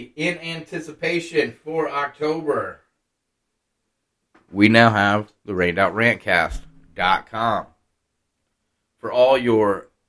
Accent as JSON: {"language": "English", "region": "Iowa", "country": "United States", "lives_now": "Arkansas, United States", "said": "I got pussified, though. I came from Iowa. Now I live in Arkansas, and now I'm pussified."}